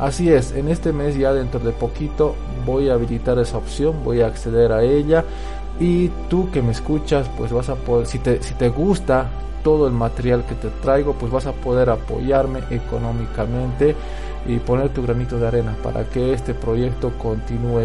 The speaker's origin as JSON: {"language": "Spanish", "country": "Bolivia", "tie": "born or raised there", "said": "yo la veía, de niño, las pasaban acá en Bolivia"}